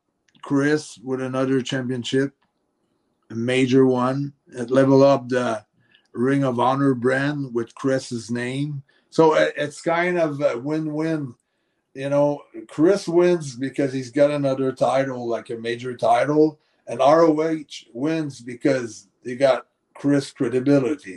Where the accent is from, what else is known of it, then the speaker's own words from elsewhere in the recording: Montreal, Quebec, Canada; first language French; English is a second language; we're from Montreal